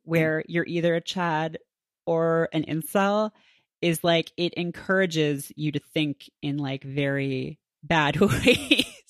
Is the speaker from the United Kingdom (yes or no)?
no; Canada; moved away; I grew up in Canada